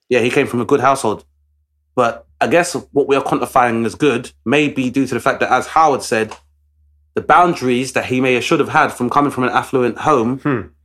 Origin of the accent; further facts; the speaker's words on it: London, United Kingdom; Travis and I grew up in Southeast London